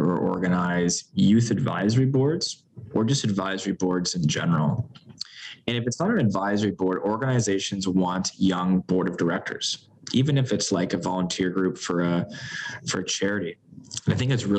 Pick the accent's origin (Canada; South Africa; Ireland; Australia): Canada; as a Canadian